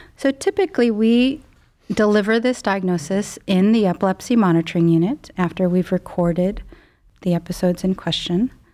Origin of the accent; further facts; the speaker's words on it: Chicago suburbs, Illinois, United States; moved away as an adult; now in Cleveland, United States; I grew up in the Midwest, um, Chicago suburbs